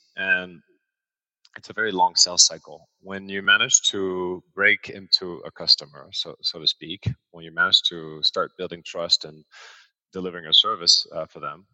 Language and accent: English; Paris, Île-de-France, France; also born or lived in New York / London / Singapore; now in Hong Kong; I've got a French mother, American father. I was raised in Paris, and then I lived all over the world, New York, London, Singapore, and Hong Kong